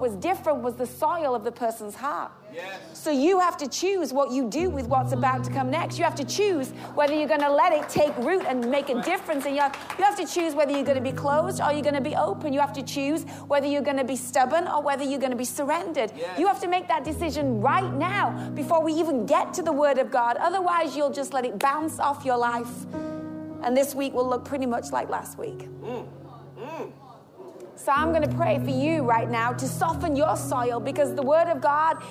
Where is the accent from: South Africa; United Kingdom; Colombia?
United Kingdom; England; I'm English.